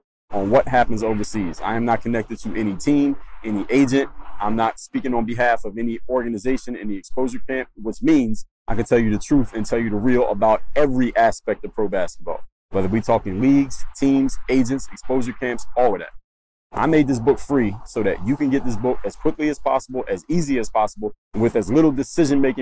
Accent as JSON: {"language": "English", "town": "Philadelphia", "region": "Pennsylvania", "country": "United States", "moved": "yes", "lives_now": "Miami, United States", "said": "I'm from Philly."}